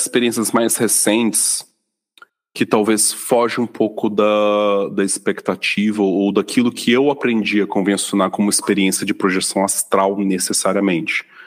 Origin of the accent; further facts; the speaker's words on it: Vitória, Espírito Santo, Brazil; now in São Paulo, Brazil; já morando aqui em São Paulo, eu fui no final de 2021 para minha cidade natal em Vitória